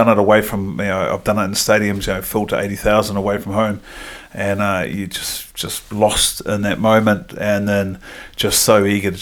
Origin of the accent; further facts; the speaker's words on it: Palmerston North, Manawatū-Whanganui, New Zealand; moved away as an adult; So I grew up in the bottom of the North Island, a place called Palmerston North, or just out of Palmerston North. And I was born in Palmerston North